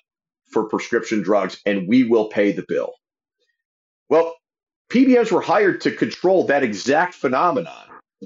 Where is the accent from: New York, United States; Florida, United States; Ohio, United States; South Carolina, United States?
Ohio, United States; in my home state of Ohio